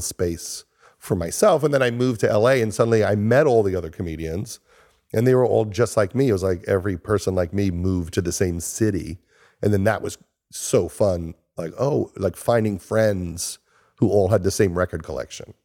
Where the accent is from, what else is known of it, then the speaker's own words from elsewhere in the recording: Long Island, New York, United States; moved away as an adult; also born or lived in Los Angeles; I was from Long Island